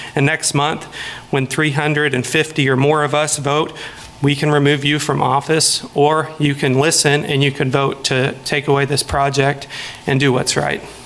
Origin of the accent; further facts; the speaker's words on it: Lawrence, Kansas, United States; I am from Lawrence originally